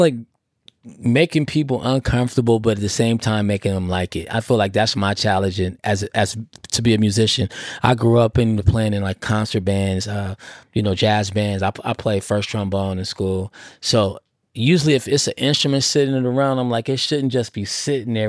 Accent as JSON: {"language": "English", "town": "Oakland", "region": "California", "country": "United States", "tie": "born or raised there", "said": "I'm from Oakland"}